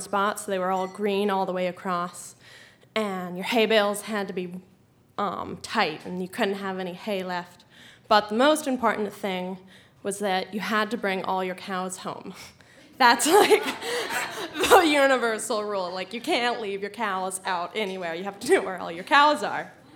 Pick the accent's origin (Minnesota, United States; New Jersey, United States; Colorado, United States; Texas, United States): Colorado, United States; I'm from Colorado